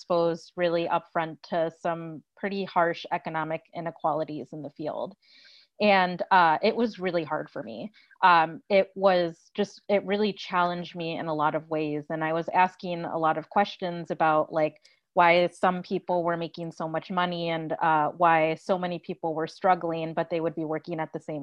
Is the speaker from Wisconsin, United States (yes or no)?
yes; Milwaukee, Wisconsin, United States; also born or lived in New York City; I am originally from Milwaukee, Wisconsin.